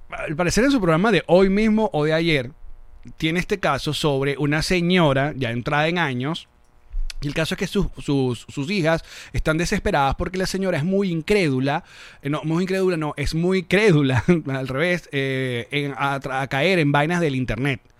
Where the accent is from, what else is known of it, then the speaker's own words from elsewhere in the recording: Caracas, Distrito Capital, Venezuela; also born or lived in New York; I was born in New York and I've lived all my life in Caracas, Venezuela.